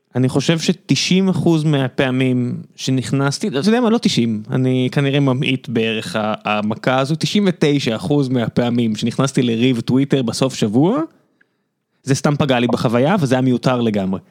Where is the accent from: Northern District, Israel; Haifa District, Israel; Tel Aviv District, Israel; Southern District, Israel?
Southern District, Israel; Beersheba; גדלתי בבאר שבע בסביבה שהרוב היו די דתיים